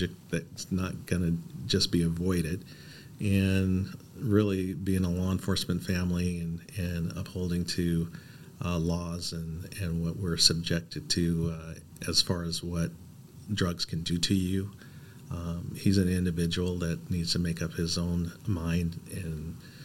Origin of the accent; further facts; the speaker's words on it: Portland, Oregon, United States; I was born and raised here in Portland.